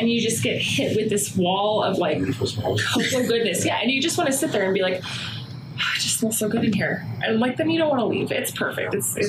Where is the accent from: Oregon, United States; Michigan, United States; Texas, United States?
Oregon, United States; Portland; now in Albuquerque, United States; So I grew up in Oregon. So did you? In Portland.